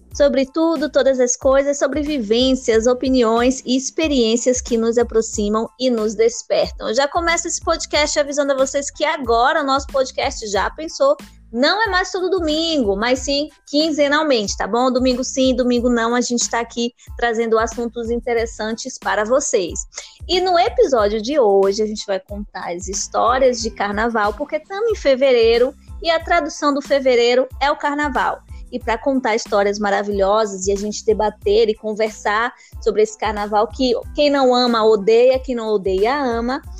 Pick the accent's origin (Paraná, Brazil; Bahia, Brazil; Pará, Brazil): Bahia, Brazil; Eu, mesmo sendo baiana, sou teropolitana